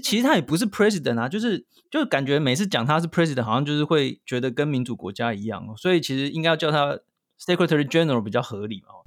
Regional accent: Taiwan; 我们台湾这边看到的中国的新闻很多嘛

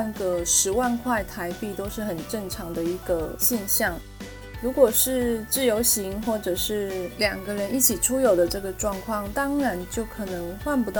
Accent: Taiwan; 我们台湾人真的很爱去日本诶

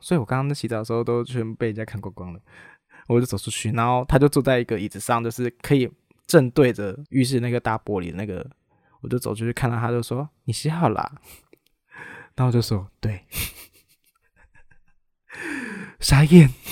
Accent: Taiwan; 我又不是中国人，我是台湾人

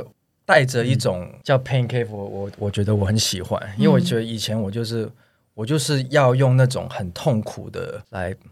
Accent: Taiwan; 我有时候觉得说，哎，我们亚洲人或者我们台湾人真的体能比较差一点嘛

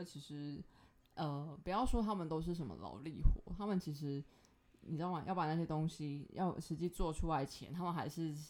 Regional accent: Tainan, Taiwan; 我是台南人，更正一下。

